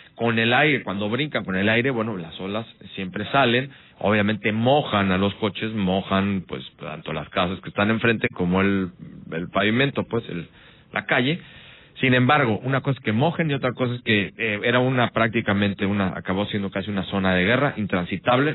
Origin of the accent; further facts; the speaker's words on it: Veracruz, Mexico; somos mexicanos, somos veracruzanos